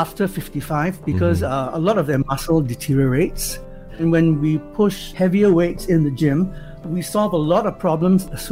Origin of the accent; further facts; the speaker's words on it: Singapore; also born or lived in Edinburgh; being Singaporean